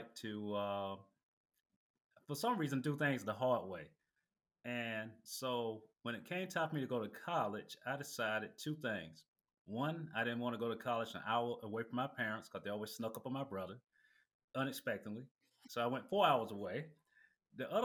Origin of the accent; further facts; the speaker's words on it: LaGrange, Georgia, United States; also born or lived in Newnan, Georgia; I was born in Georgia, in a small town called Newnan, Georgia. Grew up in LaGrange, Georgia